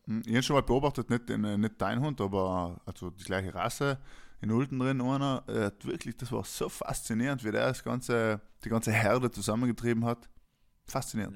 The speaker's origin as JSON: {"language": "German", "area": "South Tyrol", "region": "Trentino-Alto Adige", "country": "Italy", "said": "als Südtiroler"}